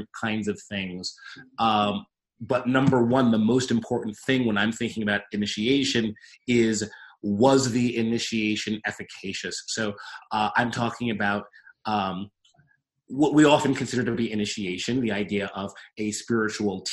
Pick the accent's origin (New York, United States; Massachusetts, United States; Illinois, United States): New York, United States; New York City; I'm a dude from Queens, 33 years old.